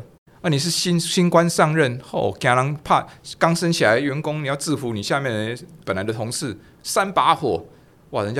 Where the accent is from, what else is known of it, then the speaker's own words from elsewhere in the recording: Taiwan; first language Taiwanese Hokkien; 我喜欢讲台语了，因为台语是我的母语哈。